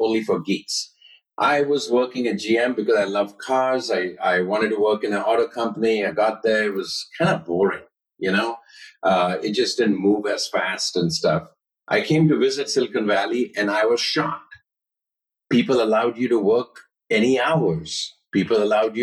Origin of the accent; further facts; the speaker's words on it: Mumbai, Maharashtra, India; moved away as an adult; now in United States; Life was great growing up. I grew up in Bombay.